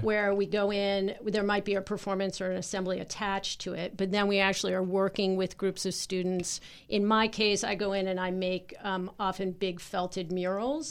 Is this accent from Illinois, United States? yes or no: no; Harvard, Massachusetts, United States; moved away as an adult; now in Baltimore, United States; I grew up in Massachusetts